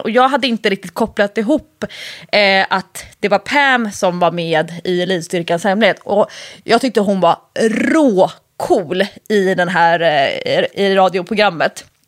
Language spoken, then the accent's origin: Swedish; Nacka, Stockholm County, Sweden; jag är uppvuxen ute i, i Nacka, både i eh, Solsidan, det fashionabla området och i Fisksätra